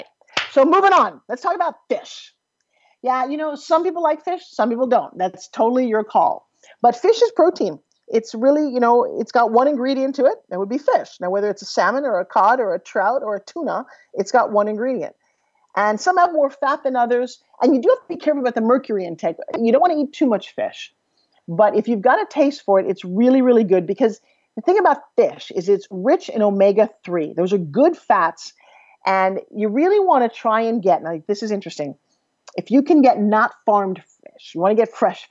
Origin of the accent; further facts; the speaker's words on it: New York, United States; moved away; I'm from New York. I don't know if you could tell by how fast I talk and a little bit of my accent comes across when I'm really tired